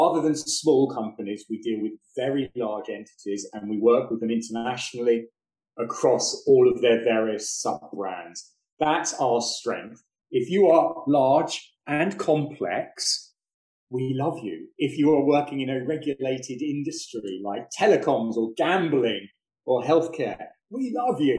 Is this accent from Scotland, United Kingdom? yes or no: no; London, United Kingdom; also born or lived in Canada; I'm a London boy, born and bred